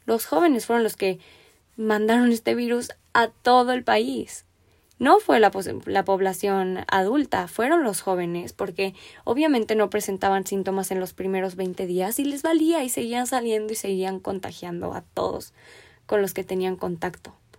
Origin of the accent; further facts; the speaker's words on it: Mexico; Me apasiona creer en mi país, me apasiona el cambio, yo pienso que todavía hay mucho potencial aquí